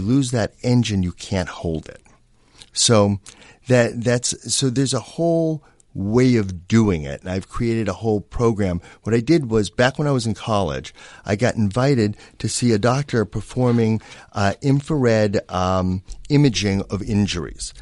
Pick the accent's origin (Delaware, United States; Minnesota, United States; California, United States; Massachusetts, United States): Massachusetts, United States; Boston; now in Los Angeles, United States; Growing up in Boston